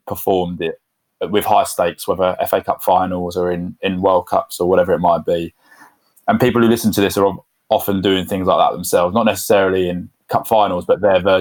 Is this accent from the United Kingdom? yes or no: yes; Luton, East of England, United Kingdom; also born or lived in London; now in Ampthill, United Kingdom; I was born in Luton